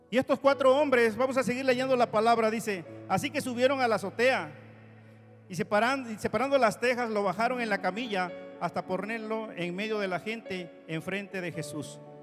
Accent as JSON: {"language": "Spanish", "region": "Oaxaca", "country": "Mexico", "tie": "born or raised there", "said": "conocí a una amiguita de mi pueblo en este lugar, en Oaxaca, Crecimos juntos, estudiamos la primaria juntos"}